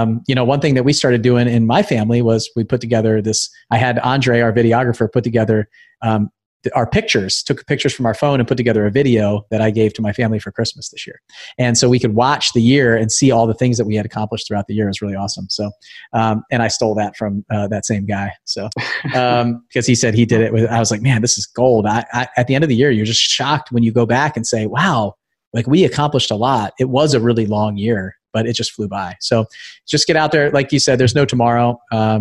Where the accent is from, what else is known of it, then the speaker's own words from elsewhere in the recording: Thousand Oaks, California, United States; I grew up in Thousand Oaks, just outside